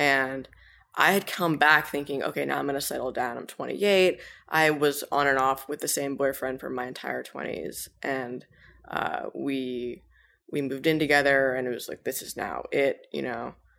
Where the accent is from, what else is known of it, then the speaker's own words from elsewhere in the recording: Cambridge, Massachusetts, United States; moved away as an adult; now in New York City, United States; I grew up in Cambridge, Massachusetts